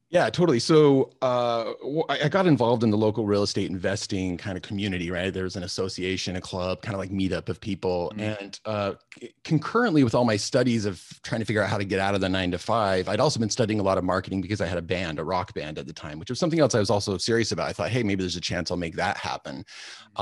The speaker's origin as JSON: {"language": "English", "region": "Alaska", "country": "United States", "tie": "born or raised there", "said": "I grew up in Alaska, which is not a usual thing."}